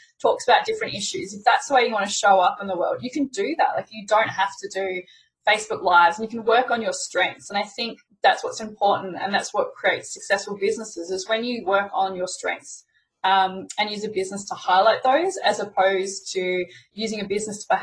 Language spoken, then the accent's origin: English; Melbourne, Victoria, Australia; accent: Aussie; I'm Australian with my Aussie accent